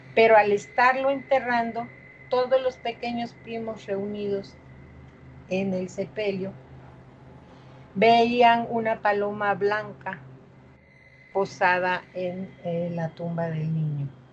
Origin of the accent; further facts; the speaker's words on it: Coatzacoalcos, Veracruz, Mexico; yo soy de Coaxacuaicos